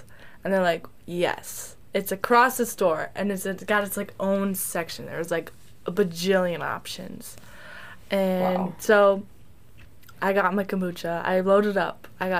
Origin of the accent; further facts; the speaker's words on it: Wisconsin, United States; where do you think I'm from? And they said, oh, obviously Wisconsin.